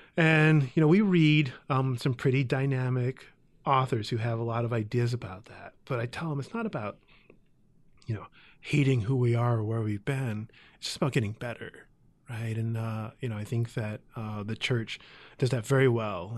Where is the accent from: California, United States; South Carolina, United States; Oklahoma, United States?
California, United States; San Jose; moved away as an adult; also born or lived in Oakland; I was born in Oakland, but mostly raised in San Jose